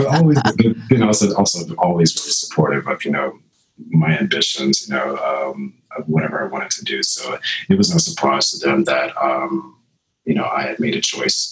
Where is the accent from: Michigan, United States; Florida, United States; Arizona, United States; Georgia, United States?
Florida, United States; moved away as an adult; also born or lived in Jacksonville, Florida / Miami, Florida / Orlando, Florida / Fort Lauderdale, Florida; now in New York City, United States; I was born in Jacksonville, Florida. And so I sort of grew up all over Florida, Southern Miami